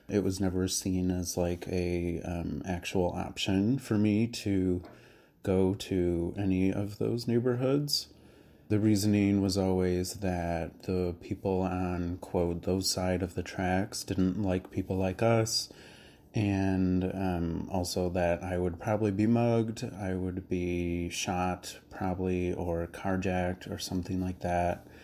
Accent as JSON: {"language": "English", "town": "Naperville", "region": "Illinois", "country": "United States", "tie": "born or raised there", "also_born_or_lived": "Little Village, Chicago", "moved": "yes", "lives_now": "Chicago, United States", "said": "I'm 28. I live in Little Village, but I grew up in Naperville."}